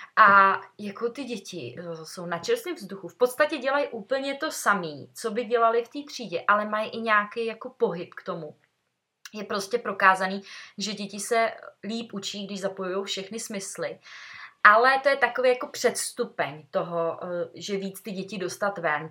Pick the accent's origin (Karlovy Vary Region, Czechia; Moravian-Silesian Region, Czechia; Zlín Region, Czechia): Karlovy Vary Region, Czechia; Sokolov; když jsme ze Sokola